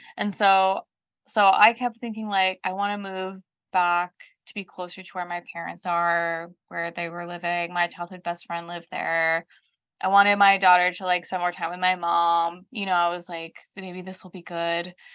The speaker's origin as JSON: {"language": "English", "town": "Colorado Springs", "region": "Colorado", "country": "United States", "tie": "born or raised there", "also_born_or_lived": "the Southern United States / Denver, United States", "moved": "as an adult", "lives_now": "Scotland, United Kingdom", "said": "I grew up in the South, um, when I was about nine, we moved from the South to Colorado Springs"}